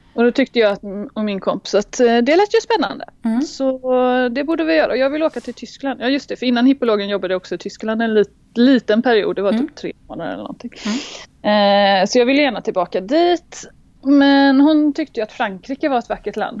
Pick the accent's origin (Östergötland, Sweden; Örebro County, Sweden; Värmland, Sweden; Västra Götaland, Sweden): Västra Götaland, Sweden; Gothenburg; also born or lived in Halmstad; now in France; jag kommer från början från Göteborg mm. eh, och växte upp där.